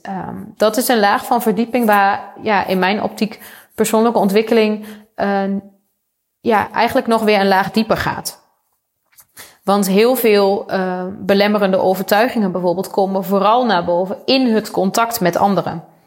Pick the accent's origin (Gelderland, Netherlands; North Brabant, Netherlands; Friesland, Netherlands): Gelderland, Netherlands; Achterhoek; ik kom zelf uit de Achterhoek. Ik ben opgegroeid op een boerderij